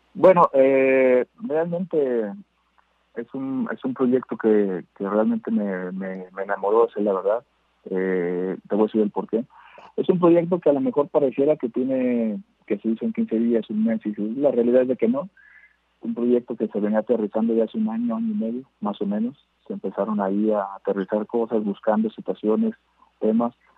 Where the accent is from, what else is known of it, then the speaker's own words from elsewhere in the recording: Mexico; nuestro país es muy grande y somos muchísimos mexicanos